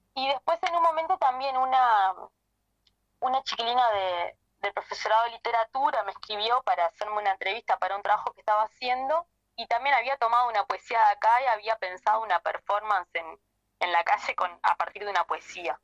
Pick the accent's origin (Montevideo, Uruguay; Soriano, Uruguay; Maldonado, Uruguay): Maldonado, Uruguay; soy de Maldonado, que soy parte del colectivo que arda